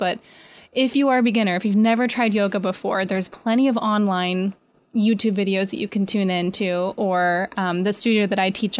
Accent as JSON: {"language": "English", "region": "New York", "country": "United States", "said": "And as a beginner, sometimes getting, especially as a New Yorker, laying on your mat is one of the most difficult things you could possibly do."}